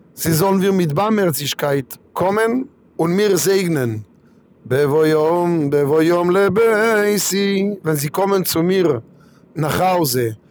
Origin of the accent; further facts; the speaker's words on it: Kiryat Malachi, Southern District, Israel; German is a second language; now in Frankfurt, Germany; ich komme aus Kiryat Malachi, in Israel, nicht weit von Ashdod